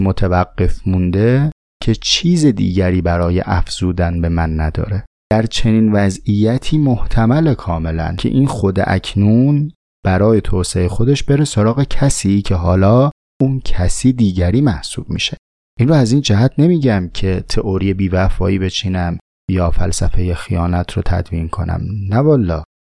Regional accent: Tehran, Tehran Province, Iran; من از شهر خودم مثال میزنم مثلا توی شهر تهران

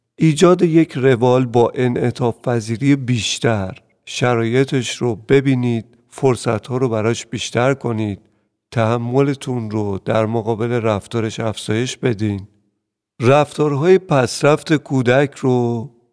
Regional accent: Iran; حتی خود من در جنگ به دنیا اومدم

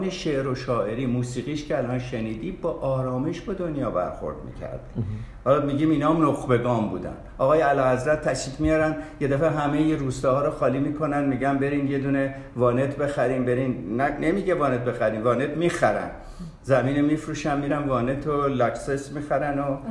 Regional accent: Tafresh, Markazi, Iran; also born or lived in Australia; تکلیف من خواهم مال ایران مال تفرش

